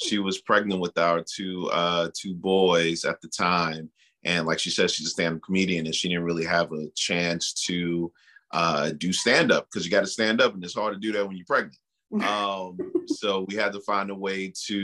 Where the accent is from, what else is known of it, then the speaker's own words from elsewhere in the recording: New York City, New York, United States; now in Virginia, United States; I am a New York City kid